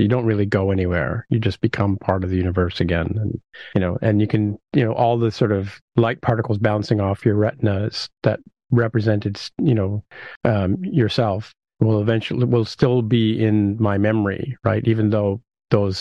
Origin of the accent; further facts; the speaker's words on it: United Kingdom; moved away; also born or lived in Vancouver; I was born in Britain, so I have a sort of affinity for it